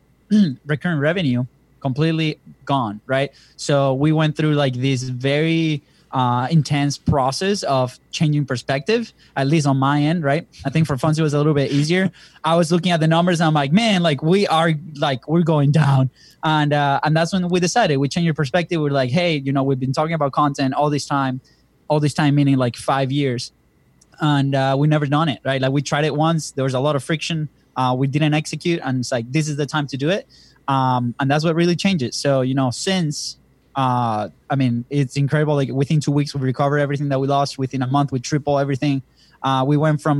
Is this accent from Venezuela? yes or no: yes; Venezuela; moved away; we're from Venezuela originally